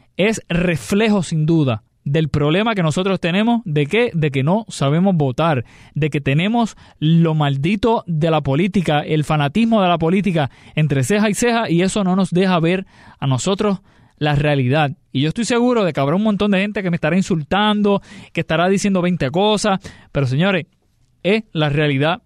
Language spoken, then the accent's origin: Spanish; Puerto Rico